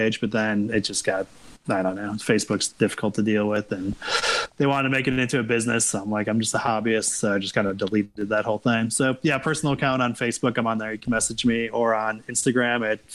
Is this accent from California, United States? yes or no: no; Wisconsin, United States; I'm from Wisconsin.